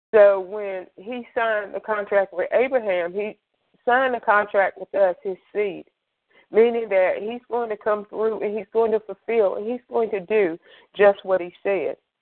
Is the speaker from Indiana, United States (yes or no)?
no; Greensboro, North Carolina, United States; I am from Greensboro, North Carolina